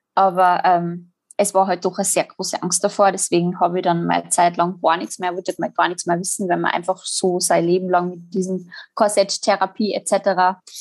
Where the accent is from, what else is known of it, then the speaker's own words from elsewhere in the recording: Salzburg, Austria; Ich komme äh, aus Salzburg